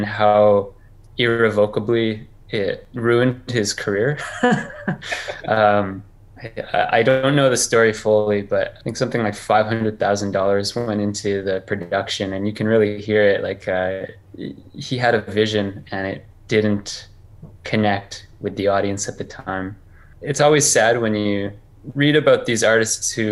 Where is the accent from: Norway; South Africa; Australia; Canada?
Canada; I'm from Canada. I grew up pretty rural.